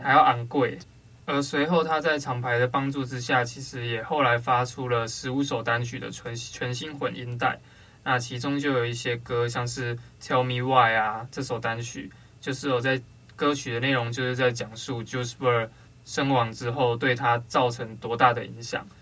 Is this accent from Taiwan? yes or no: yes; Taiwan; 我们台湾人